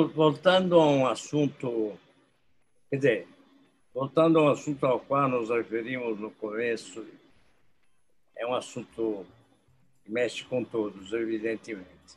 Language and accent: Portuguese; Brazil; como brasileiros